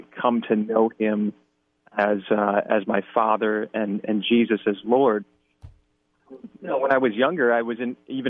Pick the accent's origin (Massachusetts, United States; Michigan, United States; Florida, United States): Michigan, United States; East Lansing; I'm originally from East Lansing, Michigan